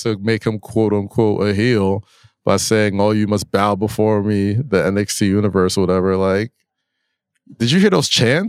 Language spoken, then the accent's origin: English; New York, United States; especially being a New Yorker.